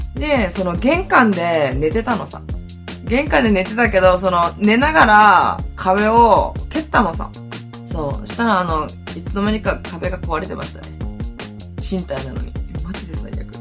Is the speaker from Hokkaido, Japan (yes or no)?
yes; Hokkaido, Japan; accent: Hokkaido dialect; どさんこ、北海道弁丸出しで